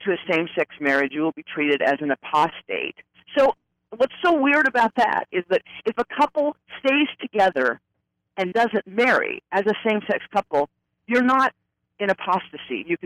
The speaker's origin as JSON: {"language": "English", "town": "Ogden", "region": "Utah", "country": "United States", "tie": "born or raised there", "said": "at 8 years old in my hometown of Ogden, Utah"}